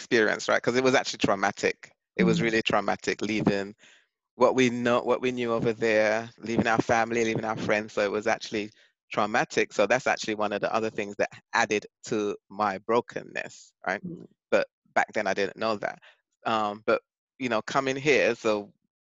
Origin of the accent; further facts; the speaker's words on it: England, United Kingdom; moved away as an adult; now in Bronx, United States; I was born and raised in England until I came to the States.